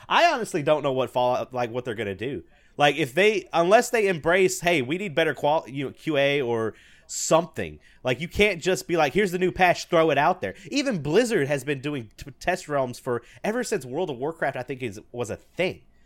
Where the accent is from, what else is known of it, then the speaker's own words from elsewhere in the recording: the South, United States; I'm from the South